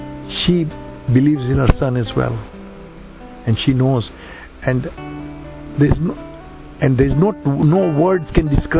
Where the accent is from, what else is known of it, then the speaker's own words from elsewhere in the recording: India; I'm Indian.